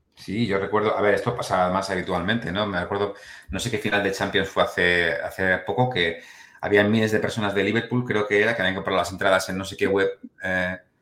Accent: Spain; siendo español

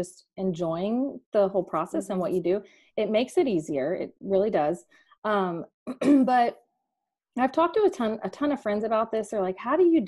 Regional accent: Dallas, Texas, United States; we are from Dallas, Texas, a suburb north of Dallas

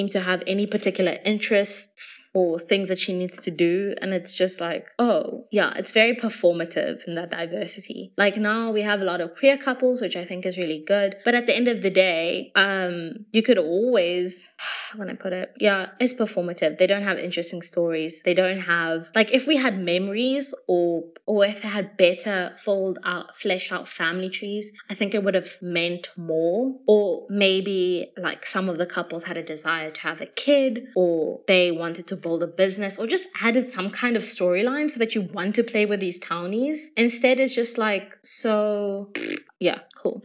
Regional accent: South Africa; I'm South African

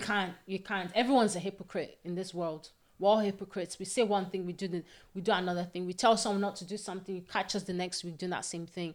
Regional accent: Nigeria; also born or lived in Scotland; now in Paisley, United Kingdom; I am originally from Nigeria. Yeah. And I currently live in Scotland.

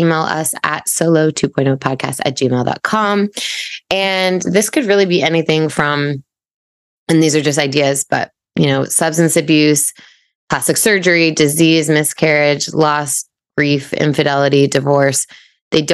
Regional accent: Portland, Oregon, United States; also born or lived in London / Coeur d'Alene, Idaho; we grew up in Portland area, but a suburb, Westland. Jess and I went to middle school and high school there.

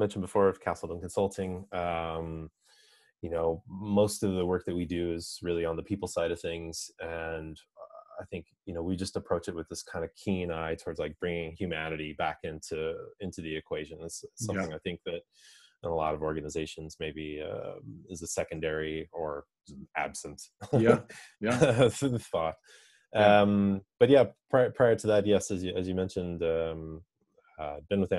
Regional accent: Indiana, United States; moved away as an adult; also born or lived in Seattle; now in Dublin, Ireland; Grew up in Indiana as a kid. That was life until I was 25.

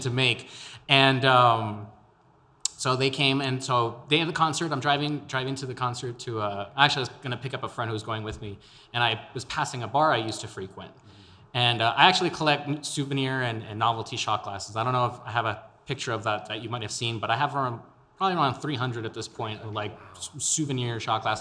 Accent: El Paso, Texas, United States; born and raised in El Paso, my Spanish is a little lacking.

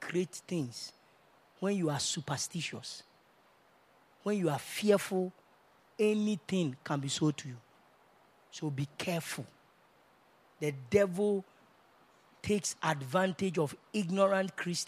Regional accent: Kumasi, Ashanti, Ghana; I'm from Kumasi

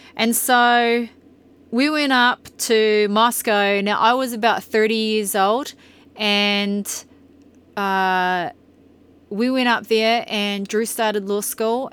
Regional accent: New Zealand; moved away as an adult; also born or lived in Brisbane, Australia / Tokoroa, New Zealand; now in Bountiful, Utah, United States; about being a Kiwi

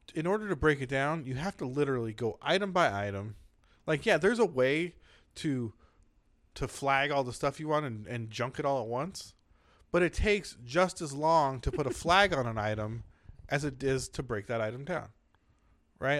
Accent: San Diego, California, United States; I grew up in San Diego

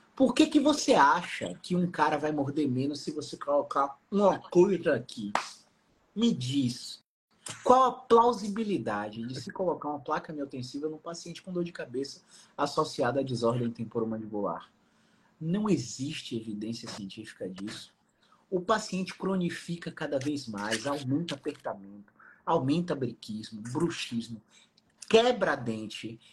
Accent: Salvador, Bahia, Brazil; Eu sou de Salvador

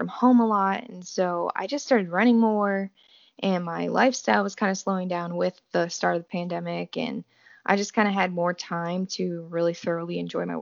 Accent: New Braunfels, Texas, United States; I am from New Braunfels, Texas

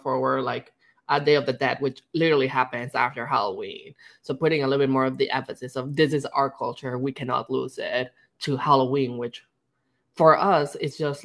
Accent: Mexico; first language Spanish; English is a second language; moved away as an adult; now in Canada; growing up in Mexico

